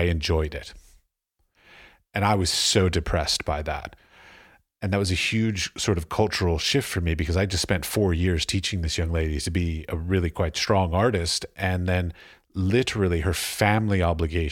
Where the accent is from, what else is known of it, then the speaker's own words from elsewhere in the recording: United States; moved away as an adult; also born or lived in United Arab Emirates; I'm married to a Czech woman, and I come from America